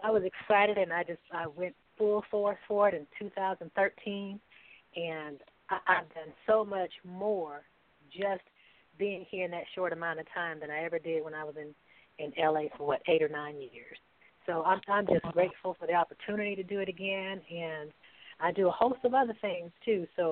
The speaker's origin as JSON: {"language": "English", "region": "Florida", "country": "United States", "also_born_or_lived": "Los Angeles", "moved": "as an adult", "said": "I am from Florida, originally from Florida"}